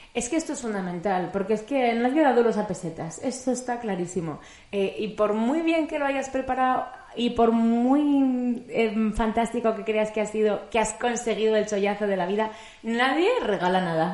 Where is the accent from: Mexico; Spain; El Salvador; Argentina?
Spain; Madrid, Community of Madrid; De Madrid